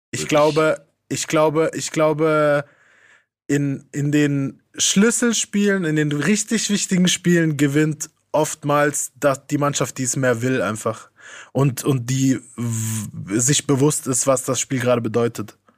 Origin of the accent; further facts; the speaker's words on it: Italy; now in Germany; Das alles mit 13 und dann direkt erleben, Weltmeister zu werden in dem Land, in dem du lebst als Italiener, war schon hart.